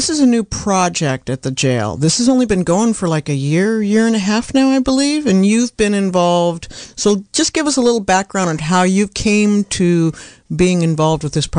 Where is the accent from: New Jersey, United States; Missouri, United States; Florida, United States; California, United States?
California, United States; Anderson Valley; I'm from Anderson Valley